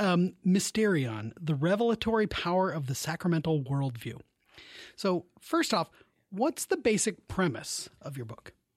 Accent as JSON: {"language": "English", "town": "Seattle", "region": "Washington", "country": "United States", "said": "I'm from Seattle"}